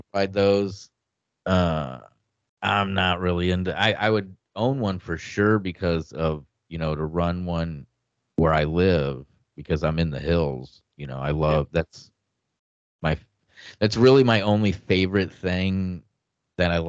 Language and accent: English; Iowa, United States; now in Arkansas, United States; my home state of Iowa